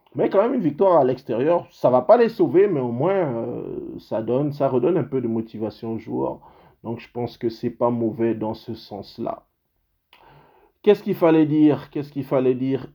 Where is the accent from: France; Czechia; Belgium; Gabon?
Gabon; now in Canada; dans mon pays, parce que je suis canadien, mais je suis aussi gabonais